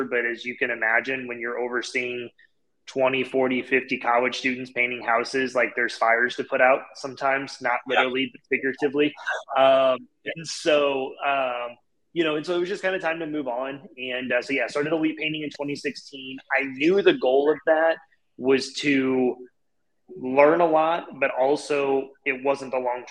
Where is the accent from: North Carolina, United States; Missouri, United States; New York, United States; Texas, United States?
Missouri, United States; St. Louis; I'm born and raised here in St. Louis.